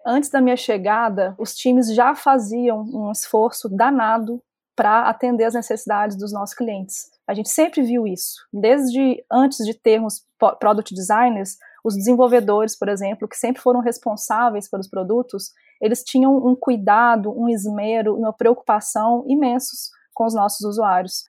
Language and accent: Portuguese; Minas Gerais, Brazil; Eu sou mineira, formada em psicologia